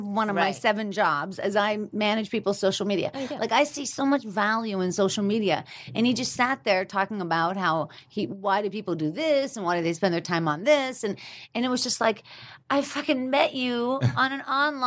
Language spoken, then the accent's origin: English; Pittsburgh, Pennsylvania, United States; moved away as an adult; now in Los Angeles, United States; me growing up in Pittsburgh and then finally getting to Los Angeles